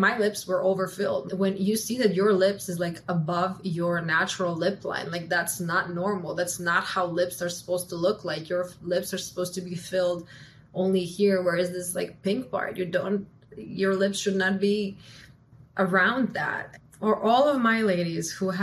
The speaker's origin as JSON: {"language": "English", "country": "Croatia", "also_born_or_lived": "United States", "moved": "yes", "lives_now": "Miami, United States", "said": "I'm from Croatia"}